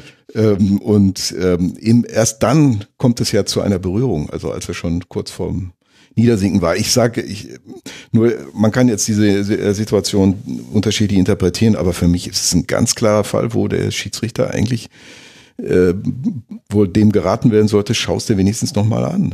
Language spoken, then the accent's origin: German; near Schalke, North Rhine-Westphalia, Germany; Ich komme ja aus der Nähe von, mhm. von äh, Schalke